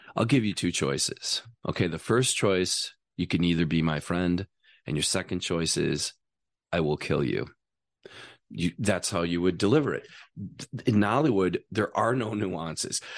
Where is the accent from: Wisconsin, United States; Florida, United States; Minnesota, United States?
Wisconsin, United States; moved away; also born or lived in Las Vegas; I'm from Wisconsin.